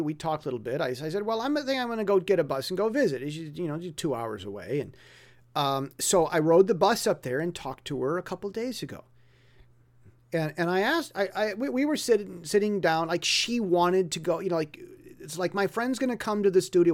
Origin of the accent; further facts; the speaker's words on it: United States; first language English; now in Taiwan; me being American with English as my native language